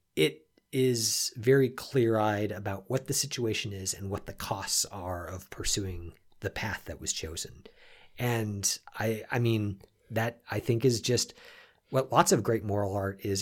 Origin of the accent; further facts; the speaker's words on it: United States; we were we were all Americans